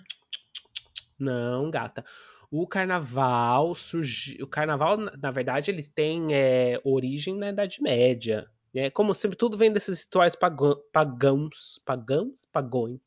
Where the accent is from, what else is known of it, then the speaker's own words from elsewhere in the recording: São Paulo, Brazil; moved away; eu sou do bairro do Limão, em São Paulo